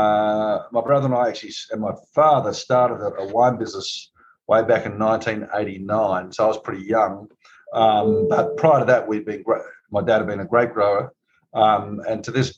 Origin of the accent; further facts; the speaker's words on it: Barossa Valley, South Australia, Australia; moved away as an adult; now in Napa Valley, United States; I'm Australian, of course, and I grew up in a place called the Barossa Valley